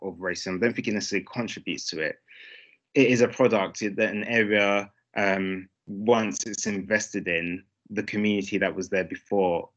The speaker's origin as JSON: {"language": "English", "region": "London", "country": "United Kingdom", "tie": "born or raised there", "said": "I grew up in Brixton"}